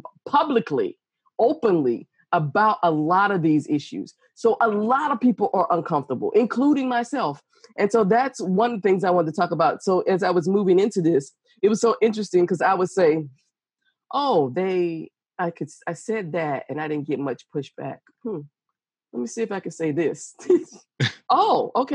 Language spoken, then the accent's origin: English; Georgia, United States; I was the only in many white circles growing up in Georgia.